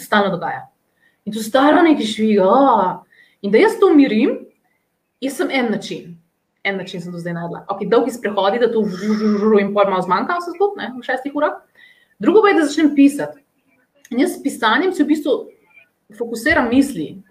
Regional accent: Slovenia

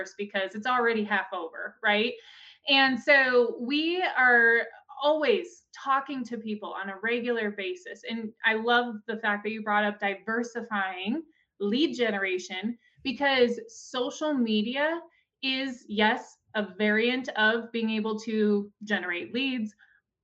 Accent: Gillette, Wyoming, United States; I'm actually from Gillette, Wyoming

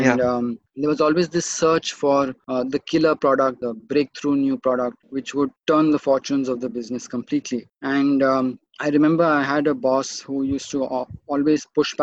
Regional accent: Mumbai, Maharashtra, India; as I was growing up in Bombay City

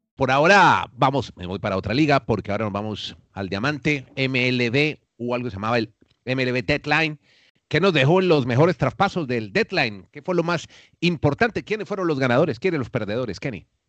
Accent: Colombia; now in Chile

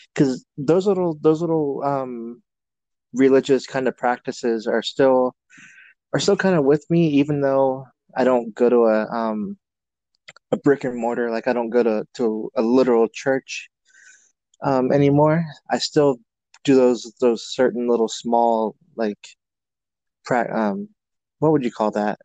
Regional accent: United States; I'm an American

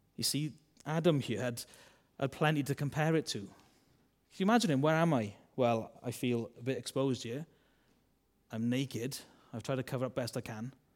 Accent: Wales, United Kingdom; accent: Welsh; I'm a Welsh man

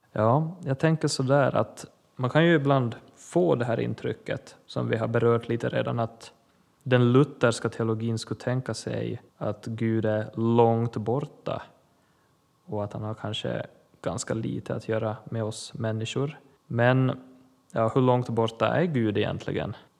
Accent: Ostrobothnia, Finland; Jag är finlandssvensk, präst, kaplan i Pedersöre församling i Österbotten Finland.

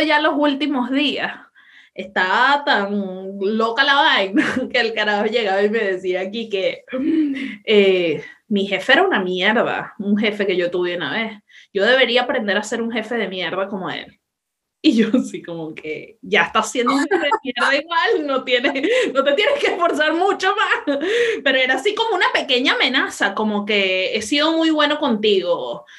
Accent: Venezuela; moved away; me fui de mi país

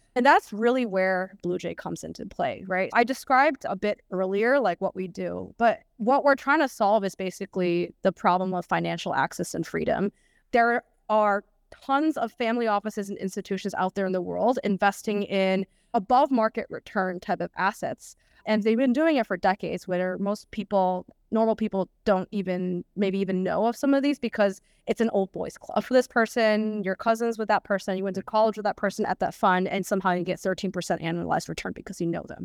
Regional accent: United States; moved away as an adult; being an American

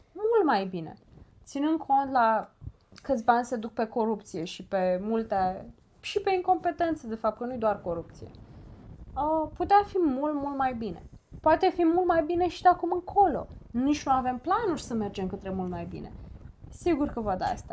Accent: Romania; Noi ca români

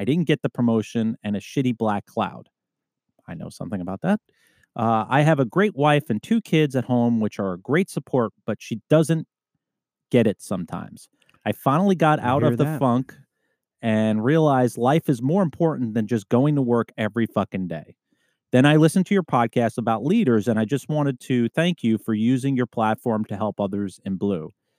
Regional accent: Alaska, United States; An opportunity opened up in my hometown in Alaska, and I jumped on it.

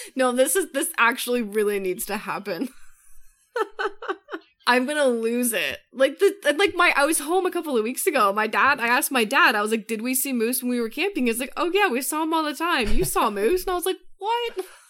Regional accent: Colorado, United States; I grew up in Colorado

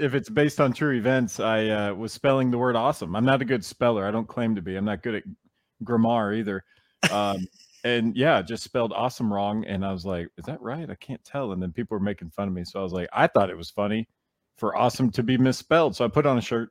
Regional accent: Nashville, Tennessee, United States; I'm from Nashville, so I, you know, I, I kinda commute back and forth

